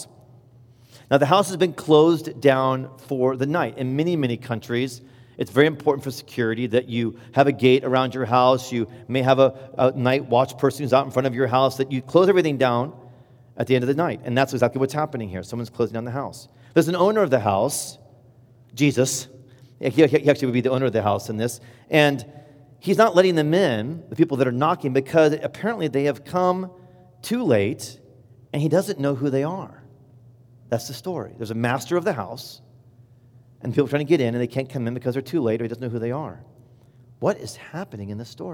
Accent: Indiana, United States; I'm from Indiana and I love Indiana

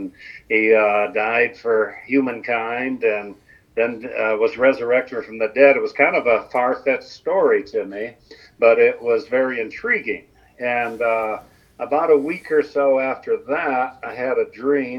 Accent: Toledo, Ohio, United States; Was born and raised in Toledo, Ohio.

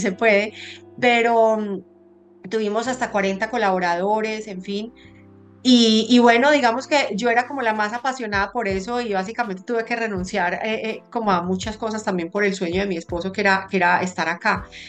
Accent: Colombia; moved away as an adult; now in United States; Yo, yo siempre fui súper apegada a mi tierra. Em, y, Colombia, pues amo muchísimo a mi país

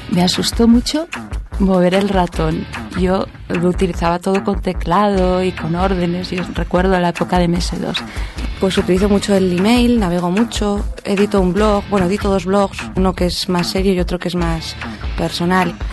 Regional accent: Andalusia, Spain; now in Catalonia, Spain; eh, soy de origen andaluz, aunque hace ya muchos años que vivo aquí en Cataluña.

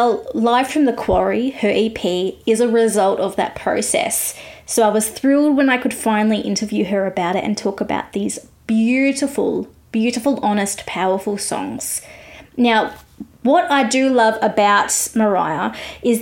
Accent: Australia; I'm an Aussie music journalist

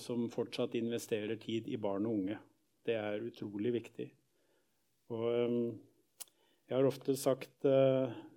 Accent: Skien, Telemark, Norway; oppvekst i Misjonskirken hjemme i Gjerpen i Skien

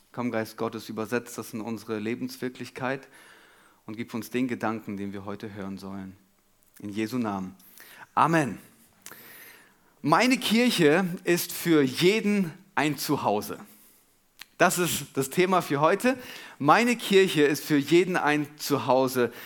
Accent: Germany; wir als Deutsche

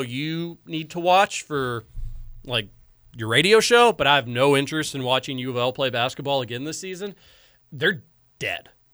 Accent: Louisville, Kentucky, United States; born in Louisville, growing up in Louisville.

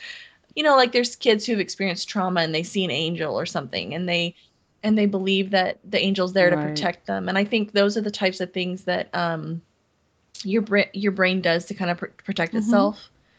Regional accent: Montana, United States; born there; I was born in Montana and during summers, I'd go to Montana

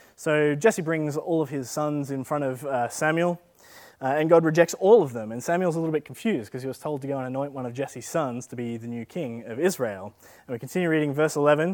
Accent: Australia

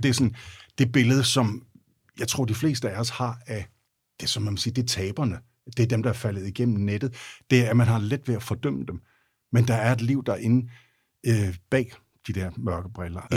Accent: Denmark; jeg er vokset op i Jylland

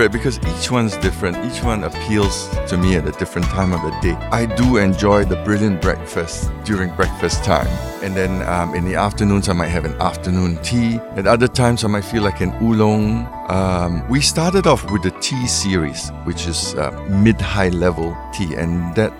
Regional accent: Singapore; We are very fortunate in Singapore that it's the melting pot. We like to say that we're the melting pot.

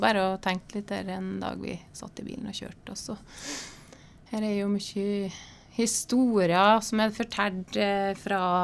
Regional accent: Terråk, Nordland, Norway; moved away; Jeg er fra Bindalen

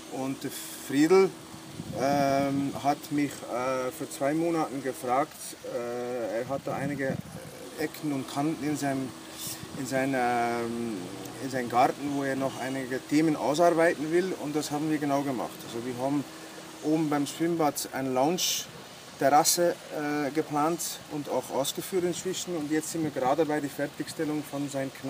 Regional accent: Bruges, Flanders, Belgium; moved away as an adult; now in Bramberg, Austria; ich bin jetzt schon zwölf Jahre in äh, Österreich, in Oberpinskau, in Bramberg zu Hause. Gebürtig bin, komme ich aus Belgien, aus Brücke.

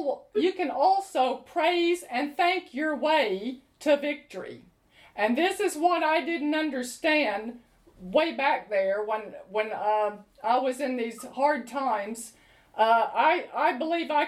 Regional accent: United States; moved away as an adult; now in London, United Kingdom; I grew up in America not lacking for anything

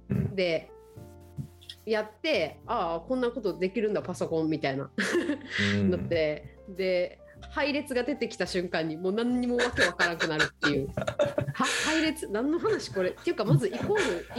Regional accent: Okinawa, Japan; moved away as an adult; also born or lived in Shanghai, China; 私沖縄県沖縄市ってところ出身なんですけど

